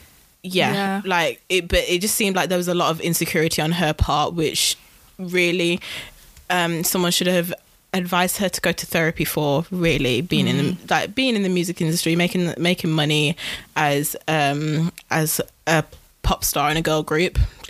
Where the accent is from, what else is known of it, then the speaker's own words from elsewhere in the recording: United Kingdom; I am British, guys.